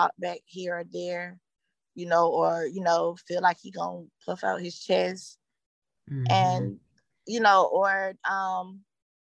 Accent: Atlanta, Georgia, United States; also born or lived in Stone Mountain, Georgia; I was raised in Summer Hills. It was the projects

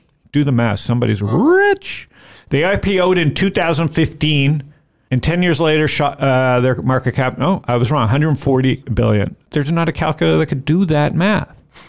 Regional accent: Toronto, Ontario, Canada; moved away; I'm from Toronto, so I'm very biased against my own country. Hence, I left.

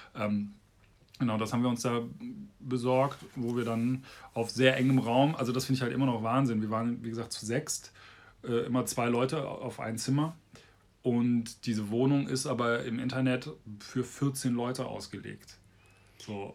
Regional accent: Bonn, North Rhine-Westphalia, Germany; Bonn, meine Heimatstadt

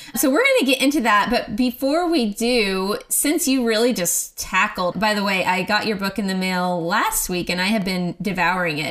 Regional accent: Oklahoma, United States; moved away as an adult; now in Texas, United States; I am from Oklahoma, but I have lived in Texas for a long time now, I guess 11 years

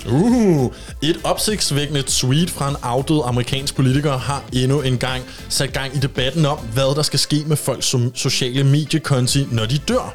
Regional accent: Copenhagen, Capital Region of Denmark, Denmark; nu er jeg fra København

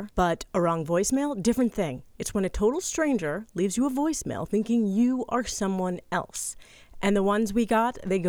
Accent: Boston area, Massachusetts, United States; now in Los Angeles, United States; we live in Los Angeles now, but we grew up in the Boston area, and we both still have Boston numbers.

